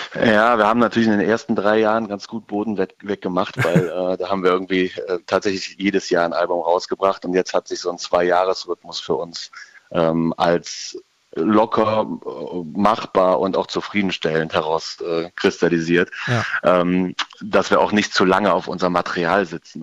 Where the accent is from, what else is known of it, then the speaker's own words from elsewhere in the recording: Ruppichteroth, North Rhine-Westphalia, Germany; first language German; Wir sind … aus Rot, was da ziemlich genau zwischen Köln und Bonn und dann etwas weiter ins Nirgendwo gelegen ist